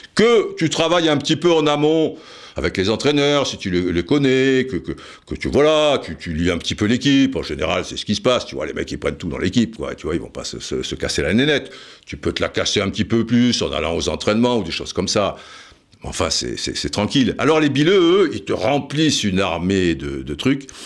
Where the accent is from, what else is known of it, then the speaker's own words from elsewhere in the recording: Cannes, Provence-Alpes-Côte d'Azur, France; j'étais de Cannes